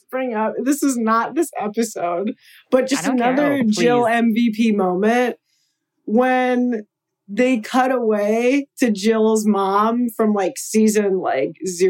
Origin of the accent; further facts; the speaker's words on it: Long Island, New York, United States; I'm Jewish from Long Island